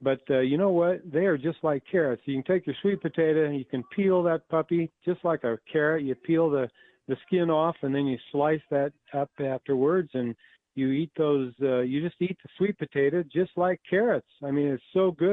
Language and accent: English; Idaho, United States; We grew up in Idaho